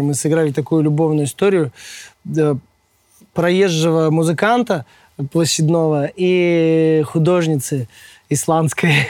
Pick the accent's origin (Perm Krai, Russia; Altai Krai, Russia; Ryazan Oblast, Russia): Perm Krai, Russia; Perm; now in Moscow, Russia; я сам родом из Перми